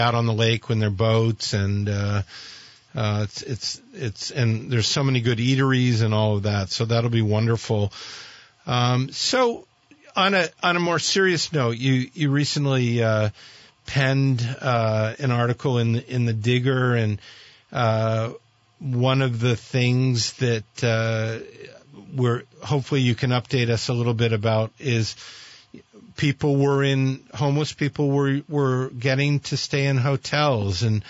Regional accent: Burlington, Vermont, United States; I was born in Mary Fletcher Hospital

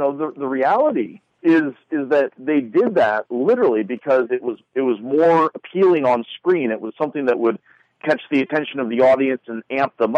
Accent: Montana, United States; I grew up in Montana, a smaller town, and moved a bit all over the state.

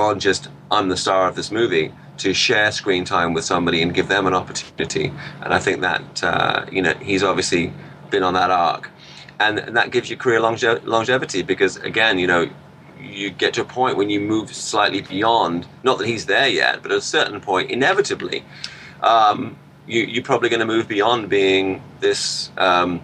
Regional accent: Peterborough, East of England, United Kingdom; When I was growing up in Peterborough

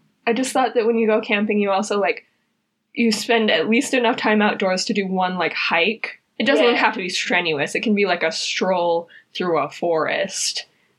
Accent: Utah, United States; So we grew up in Utah

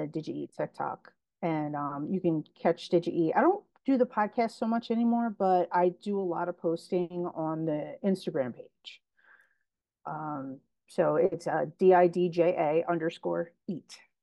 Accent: Philadelphia, Pennsylvania, United States; I grew up in Frankfurt

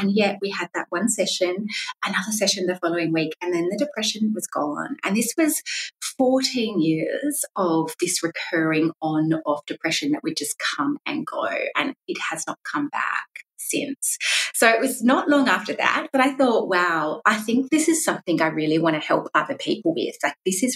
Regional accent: South Australia, Australia; moved away as an adult; now in Melbourne, Australia; I'm from South Australia originally

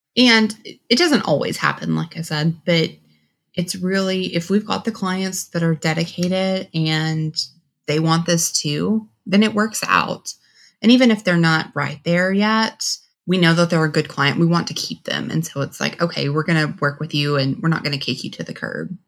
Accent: Texas, United States; also born or lived in Washington, D.C.; now in Dallas, United States; I'm originally from Texas

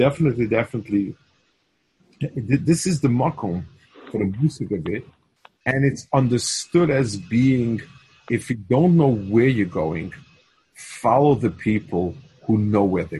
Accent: New York City, New York, United States; When I was young, I grew up on the Lower East Side

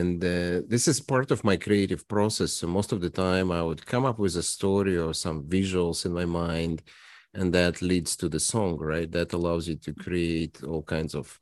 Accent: Toronto, Ontario, Canada; now in Regina, Canada; I am from Toronto

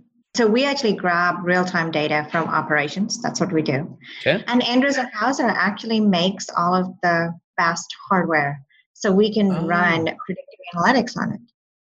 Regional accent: Dubai, United Arab Emirates; born there; also born or lived in Saudi Arabia / Calgary, Canada; My family had moved from India. And I was born in Dubai, actually. I was born in Dubai.

